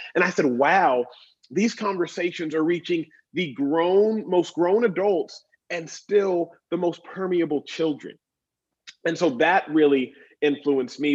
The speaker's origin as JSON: {"language": "English", "town": "Dallas", "region": "Texas", "country": "United States", "tie": "born or raised there", "moved": "yes", "lives_now": "Los Angeles, United States", "said": "I grew up in Dallas, Texas"}